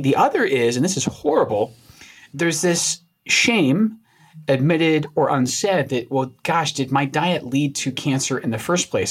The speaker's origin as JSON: {"language": "English", "region": "Scotland", "country": "United Kingdom", "tie": "born or raised there", "moved": "yes", "said": "places I grew up in Scotland"}